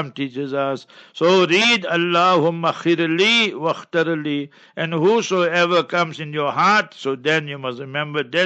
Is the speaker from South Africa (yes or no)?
yes; Heidelberg, Gauteng, South Africa; moved away; I will be in Heidelberg, my hometown